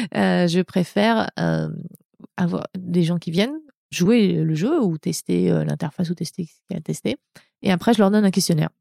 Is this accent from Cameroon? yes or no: no; France; moved away as an adult; also born or lived in Montreal, Canada; now in California, United States; je, suis française. Hein, je suis pas américaine. J'ai une carte verte